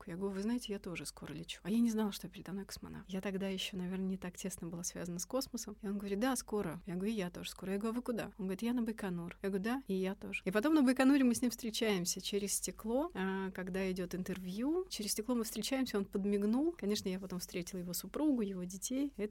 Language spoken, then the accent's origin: Russian; Ryazan, Ryazan Oblast, Russia; now in Korolyov, Russia; Много лет назад я приехала из Рязани и поселилась в городе Королёв.